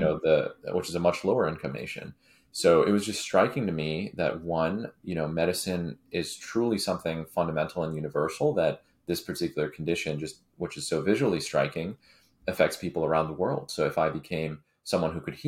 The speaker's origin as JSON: {"language": "English", "area": "San Francisco Bay Area", "region": "California", "country": "United States", "tie": "born or raised there", "said": "growing up in the Bay early on."}